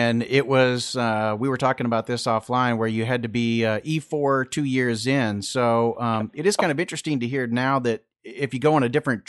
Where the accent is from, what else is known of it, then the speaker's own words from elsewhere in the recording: Florida Panhandle, United States; moved away; Yeah, I'm originally from the Panhandle.